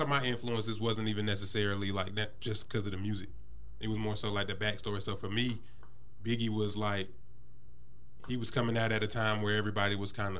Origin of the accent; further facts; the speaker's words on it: Greensboro, North Carolina, United States; now in Asheboro, United States; I'm originally from Greensboro.